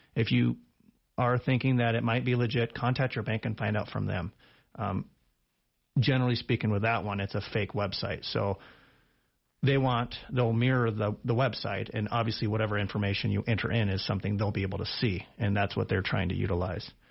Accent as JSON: {"language": "English", "town": "Big Horn", "region": "Wyoming", "country": "United States", "tie": "born or raised there", "also_born_or_lived": "Laramie, Wyoming", "said": "I'm actually from the area. I graduated high school in Bighorn"}